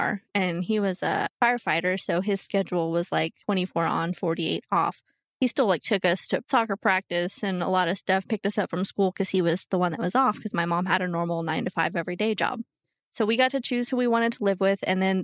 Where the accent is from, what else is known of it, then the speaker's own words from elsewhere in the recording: Bedford, Texas, United States; I was born in Bedford